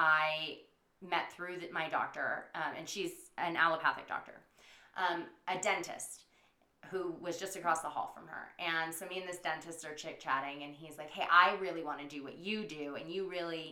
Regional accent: United States; accent: country; now in San Diego, United States

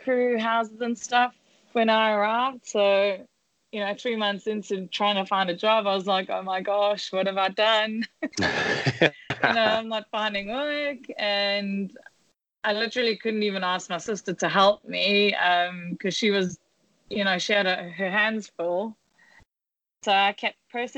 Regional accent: South Africa; moved away as an adult; also born or lived in London; now in Bahamas; growing up in South Africa

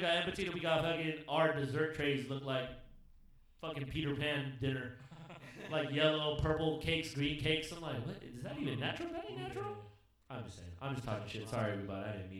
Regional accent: Philippines; it is weird kind of being Filipino in that way, because you do tan mad quick.

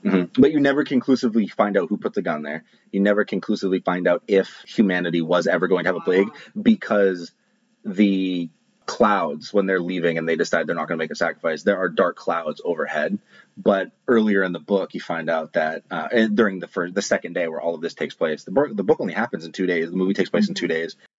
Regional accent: Maine, United States; I'm from Maine

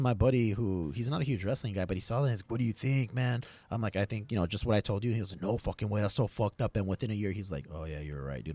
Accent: United States; I'm American, I, I identify as an American

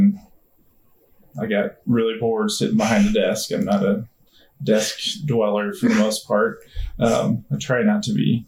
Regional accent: Nebraska, United States; born or raised there; also born or lived in DeKalb, Illinois

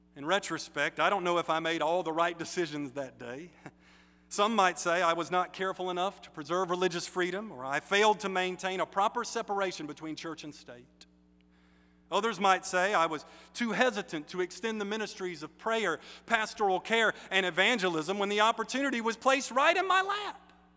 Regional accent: United States; I'm American, but especially because I'm Baptist

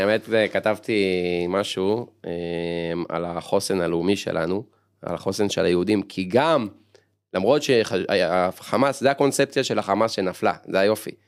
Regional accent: Ramat Gan, Tel Aviv District, Israel; אני אומנם גדלתי ברמת גן

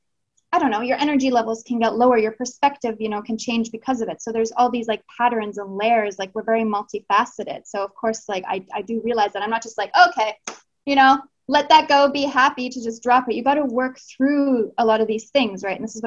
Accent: Canada; moved away as an adult; also born or lived in Australia; now in Chile; I'm in Chile right now. I'm from Canada. I've lived in Australia.

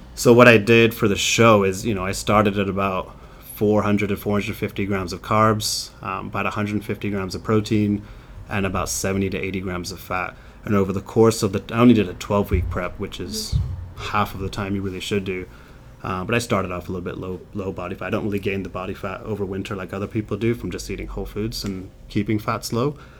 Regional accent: England, United Kingdom; moved away; I grew up in England

